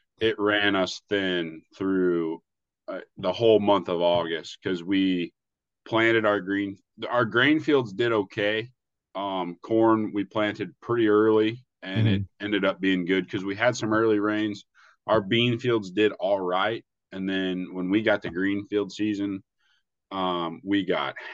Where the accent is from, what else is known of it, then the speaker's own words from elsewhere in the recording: Southern Illinois, United States; now in Iowa, United States; where I grew up in Southern Illinois